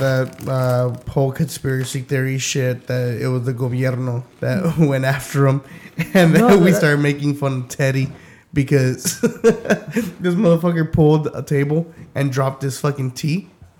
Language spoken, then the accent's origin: English; Pomona, California, United States; also born or lived in East Los Angeles; I was born in East LA. I was raised in Pomona.